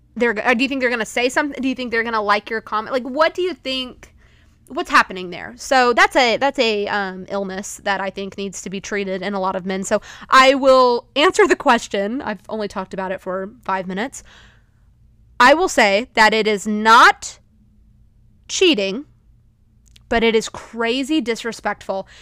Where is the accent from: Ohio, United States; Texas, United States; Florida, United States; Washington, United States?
Texas, United States; as a Texan